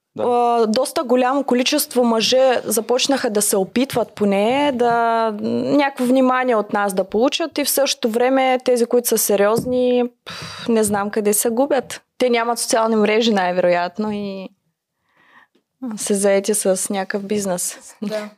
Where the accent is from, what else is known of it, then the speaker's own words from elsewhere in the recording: Chisinau, Moldova; съм от Кишинев, Молдова.